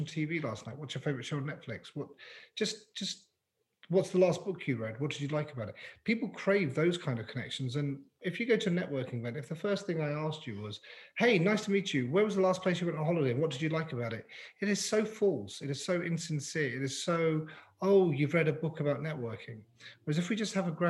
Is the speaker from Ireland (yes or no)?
no; London, United Kingdom; moved away as an adult; now in Canada; growing up in London